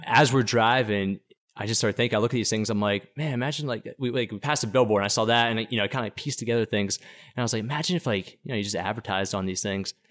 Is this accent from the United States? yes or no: yes; Pittsburgh, Pennsylvania, United States; I'm from Pittsburgh, Pennsylvania. I always like to say that because Pittsburgh's, the people that come from Pittsburgh are known as these blue-collar steelworkers, and, and, and they're really hardworking individuals, and I like to say that because that's really where I think I get my work ethic from, growing up there